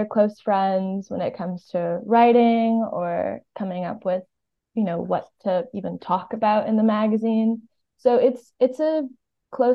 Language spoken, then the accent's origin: English; Miami, Florida, United States; now in New York, United States; I'm from Miami.